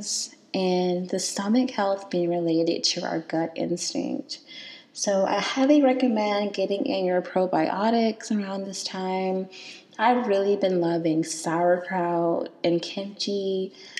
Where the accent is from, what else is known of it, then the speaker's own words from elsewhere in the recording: Selma, Alabama, United States; moved away; I was born and raised in Selma, Alabama